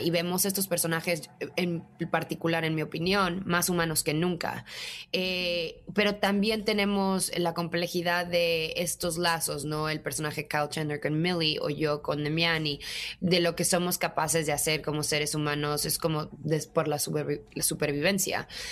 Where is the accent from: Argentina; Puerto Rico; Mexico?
Mexico; como mexicana